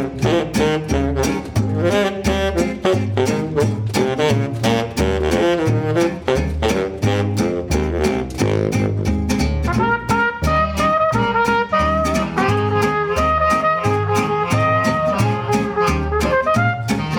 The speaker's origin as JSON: {"language": "English", "area": "Oakville and Brampton", "region": "Ontario", "country": "Canada", "said": "I'm from Oakville and Brampton"}